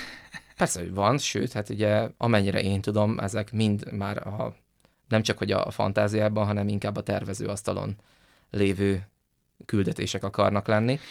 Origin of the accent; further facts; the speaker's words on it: Hungary; mi magyarok vagyunk